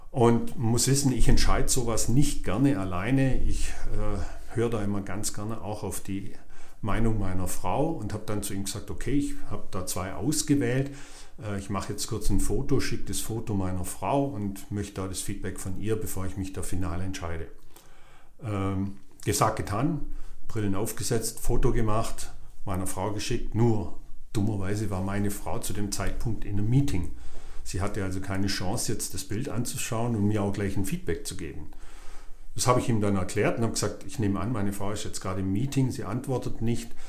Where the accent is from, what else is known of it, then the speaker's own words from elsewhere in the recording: Swabia, Germany; Dachte ich so, ja gut, ich bin Schwabe, ich spare auch ganz gern mal einen Euro.